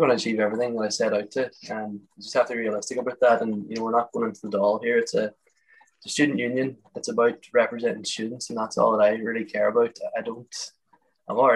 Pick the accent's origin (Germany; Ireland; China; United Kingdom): Ireland; Letterkenny, Ulster; I'm from Letterkenny in Donegal